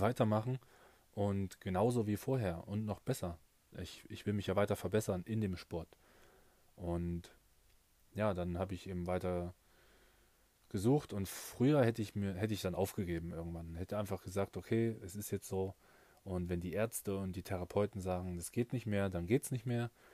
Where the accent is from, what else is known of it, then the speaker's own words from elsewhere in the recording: Nebra, Saxony-Anhalt, Germany; in meiner Heimatstadt in Nepra in, in Sachsen-Anhalt